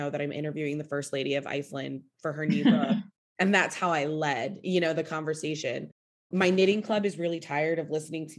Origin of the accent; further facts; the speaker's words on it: United States; as an American